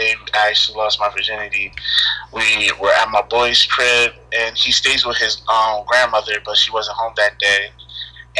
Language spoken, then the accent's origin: English; Elizabeth, New Jersey, United States; I'm straight from the 908. I'm representing Elizabeth from Jersey.